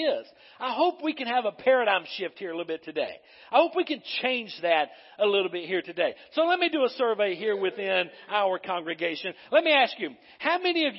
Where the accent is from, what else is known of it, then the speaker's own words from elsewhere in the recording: North Carolina, United States; growing up in North Carolina